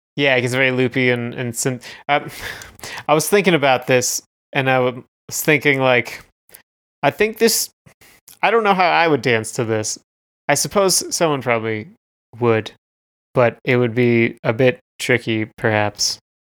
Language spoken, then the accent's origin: English; Canada; We are Canadian content.